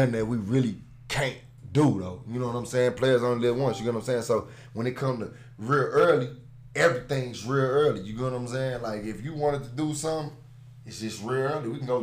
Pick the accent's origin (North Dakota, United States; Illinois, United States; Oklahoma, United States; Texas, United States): Illinois, United States; East St. Louis; also born or lived in Philadelphia, Pennsylvania; I lived in East St. Louis ever since I was 9